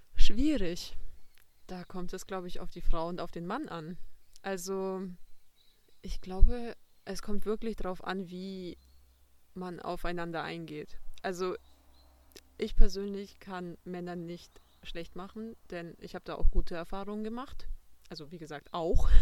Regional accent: Passau, Bavaria, Germany; ich bin aus Passau

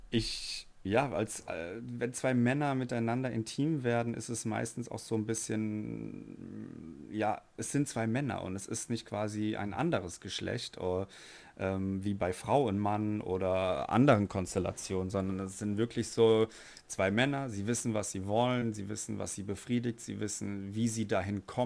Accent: Frankfurt, Hesse, Germany; ich komme aus Frankfurt, bin 29 Jahre alt, bin Flugbegleiter

